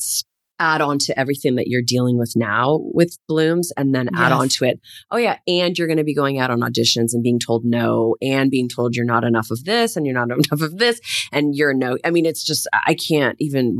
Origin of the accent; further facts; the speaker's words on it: Hamilton, Ontario, Canada; I'm from Hamilton, Ontario. Born and raised. Born and raised.